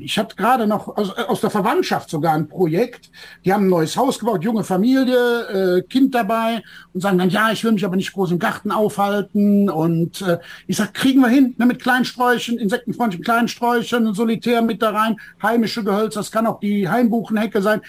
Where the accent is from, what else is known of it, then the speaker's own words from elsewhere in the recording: Bergisches Land, North Rhine-Westphalia, Germany; Ich komme hier aus dem Rheinland, aus dem Bergischen